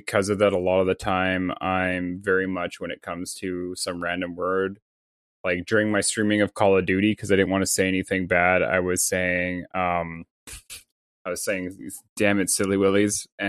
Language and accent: English; Canada; I'm Canadian